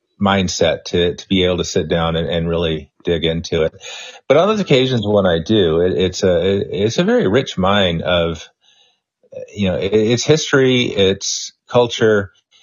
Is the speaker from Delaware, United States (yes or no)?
no; Pensacola, Florida, United States; also born or lived in Mobile, Alabama; I grew up in Pensacola. I worked in Mobile, Alabama for 10 years after college.